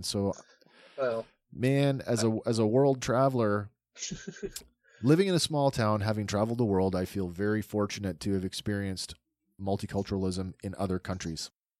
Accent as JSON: {"language": "English", "country": "Canada"}